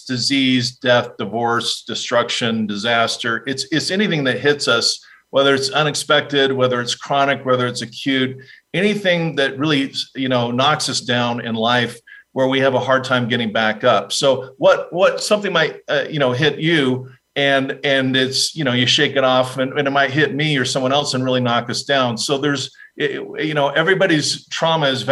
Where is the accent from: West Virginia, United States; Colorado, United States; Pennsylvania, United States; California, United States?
California, United States; Fullerton; also born or lived in Laguna Beach, California; But I grew up in Southern California. I grew up in a little town called Fullerton